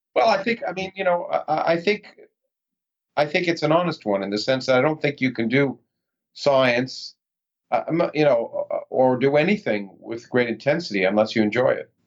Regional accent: Toronto, Ontario, Canada; moved away as an adult; also born or lived in Ottawa, Canada; now in United States; I was born in the United States, but I grew up in Toronto.

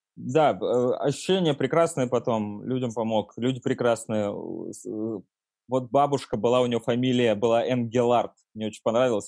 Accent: Nizhny Novgorod, Nizhny Novgorod Oblast, Russia; now in Moscow, Russia; в Нижнем Новгороде, например, откуда я родом

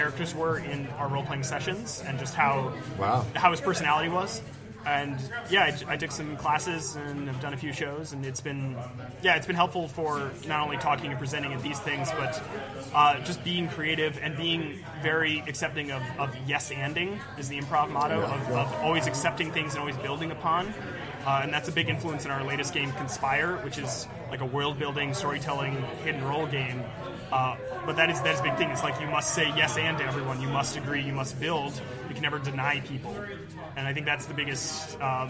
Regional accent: Flagstaff, Arizona, United States; moved away as an adult; also born or lived in Tucson, Arizona / Seattle area; now in Seattle, United States; I grew up in Flagstaff, Arizona.

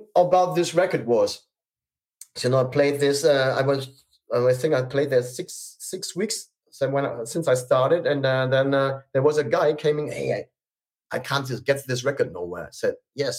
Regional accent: Germany; I'm a DJ from Germany

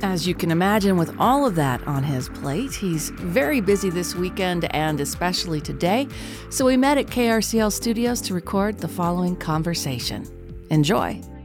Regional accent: Carlsbad, California, United States; I was in Carlsbad, not that far from Riverside

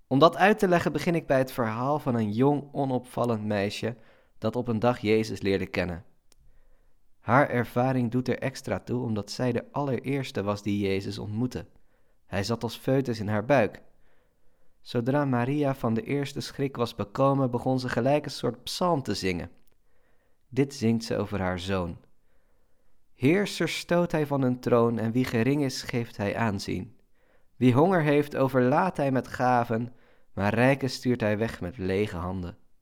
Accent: Netherlands; Als Nederlander

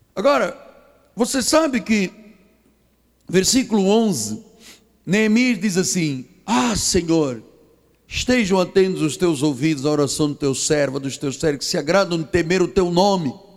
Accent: Angola; moved away; also born or lived in Portugal; eu nasci em Angola, eu sou africano

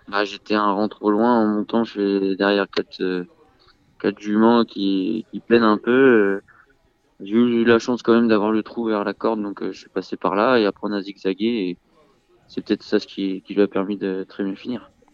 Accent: Mayenne, Pays de la Loire, France; born or raised there; also born or lived in Le Mans, France

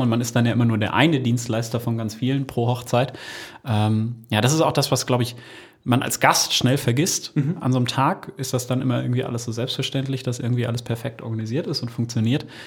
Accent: Osnabrück, Lower Saxony, Germany; Wir kommen ja aus Osnabrück

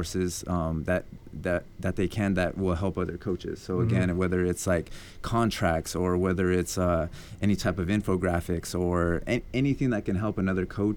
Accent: Albuquerque, New Mexico, United States; moved away as an adult; now in Atlanta, United States; I'm from Albuquerque, New Mexico, born and raised

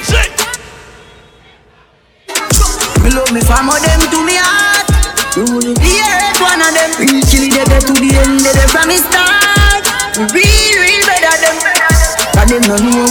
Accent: New York City, New York, United States; I'm from New York City, I'm from Brooklyn

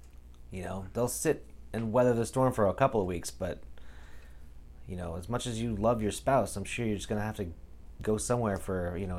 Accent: Pacific Northwest, United States; Growing up in the Northwest, this is always a problem.

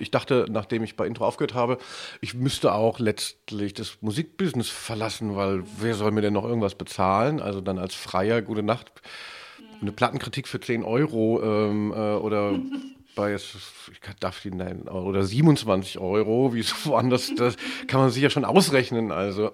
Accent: West Germany, Germany; als ähm, äh, Wessi

